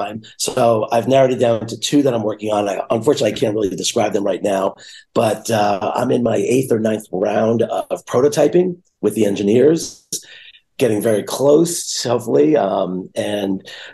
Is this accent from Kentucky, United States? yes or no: no; New York, United States; I'm a New Yorker